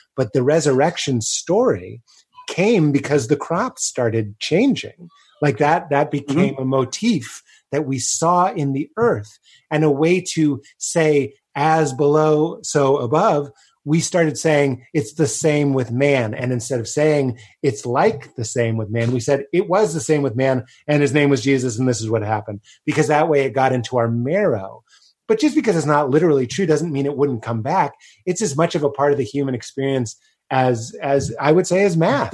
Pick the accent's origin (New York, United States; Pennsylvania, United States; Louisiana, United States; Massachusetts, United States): Massachusetts, United States; Boston; me in Boston